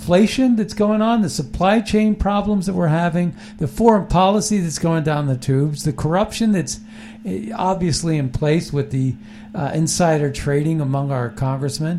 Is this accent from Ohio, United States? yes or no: no; New York, United States; also born or lived in Philadelphia; now in Washington, D.C., United States; are from New York